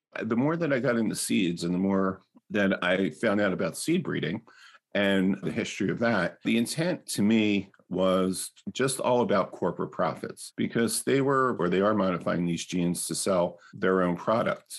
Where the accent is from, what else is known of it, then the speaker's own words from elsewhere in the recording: New Jersey, United States; also born or lived in South Philadelphia; when we moved from South Philadelphia to South Jersey, in the sixties of the next year, and my father set up this big garden in our backyard.